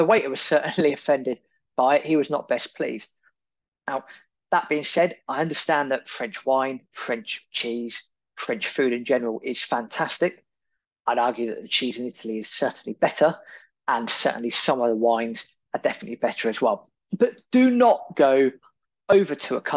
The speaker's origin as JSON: {"language": "English", "country": "United Kingdom", "said": "we're British, we like to queue"}